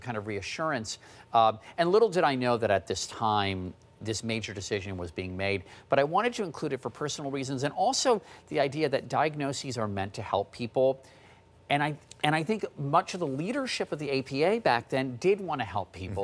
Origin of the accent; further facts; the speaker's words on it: Washington, District of Columbia, United States; was growing up in the Washington, D C area